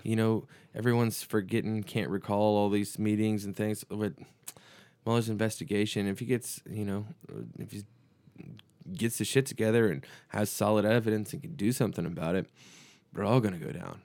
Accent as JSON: {"language": "English", "region": "Texas", "country": "United States", "said": "we're from Texas"}